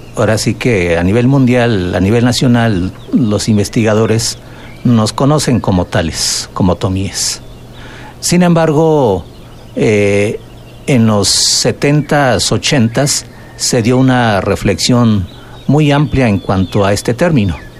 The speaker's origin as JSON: {"language": "Spanish", "area": "Valle del Mezquital", "region": "Hidalgo", "country": "Mexico", "said": "El término ñañú, que nos autodenominamos los que hablamos esta lengua en la zona, en la región del Valle del Mezquital Hidalgo"}